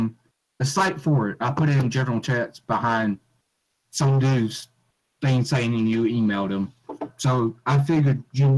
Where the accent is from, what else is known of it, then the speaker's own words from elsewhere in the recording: the South, United States; accent: southern; I hate my southern accent.